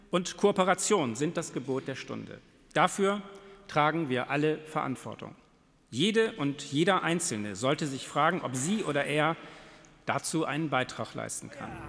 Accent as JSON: {"language": "German", "country": "Germany", "tie": "born or raised there", "said": "Also ich bin ja schon im Vereinigten Deutschland aufgewachsen und da denke ich eigentlich gar nicht drüber nach."}